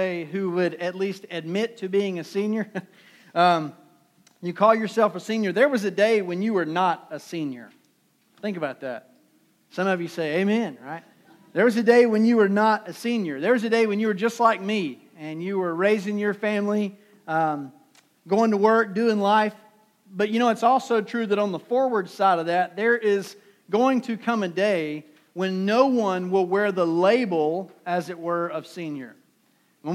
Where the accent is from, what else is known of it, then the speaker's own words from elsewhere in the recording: Durham, North Carolina, United States; I'm from Durham. Durham is in the middle of our state.